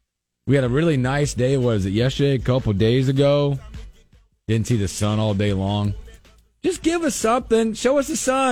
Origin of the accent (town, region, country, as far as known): Charlotte, North Carolina, United States